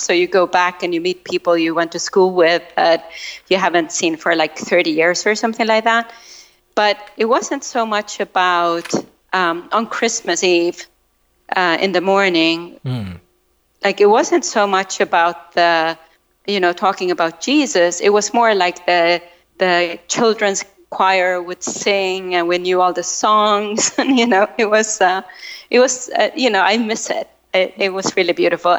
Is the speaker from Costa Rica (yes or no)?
no; Sweden; I grew up in Sweden. So my family was a family of immigrants because a lot of people had come over during the Second World War from Estonia